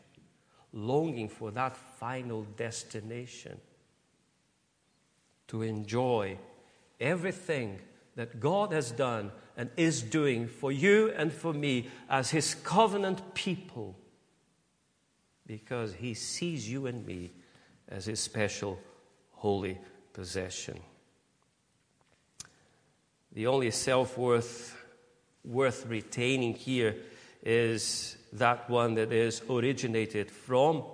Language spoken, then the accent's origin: English; Brazil; moved away as an adult; now in United Kingdom; I could say that I'm Brazilian, but I can't say that I'm British.